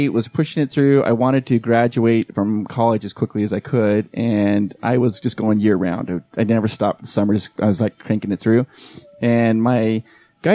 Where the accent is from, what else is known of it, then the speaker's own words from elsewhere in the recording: Holladay, Utah, United States; also born or lived in Philadelphia / New York / Southern California; I lived in the Holiday area growing up.